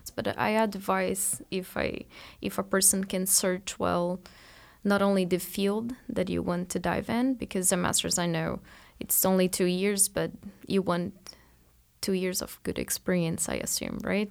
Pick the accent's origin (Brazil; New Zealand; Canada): Brazil; moved away as an adult; now in Marianna, United States; I am from Brazil, and at the end of my undergrad, I came to the U S